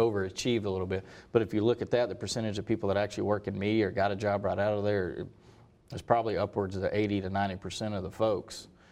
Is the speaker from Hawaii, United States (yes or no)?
no; Hendersonville, North Carolina, United States; moved away; originally from Hendersonville, North Carolina